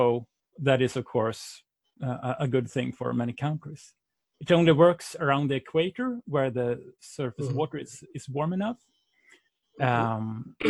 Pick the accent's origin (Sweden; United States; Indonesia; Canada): Sweden; English is a second language; I come from Sweden, as you might hear in my voice.